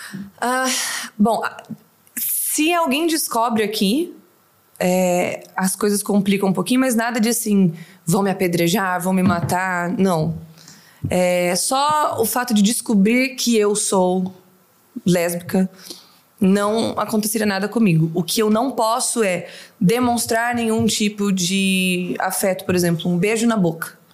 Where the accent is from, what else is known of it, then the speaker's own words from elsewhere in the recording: Itanabi, São Paulo, Brazil; moved away as an adult; also born or lived in São José do Rio Preto; now in Doha, Qatar; Eu sou de Itanabi.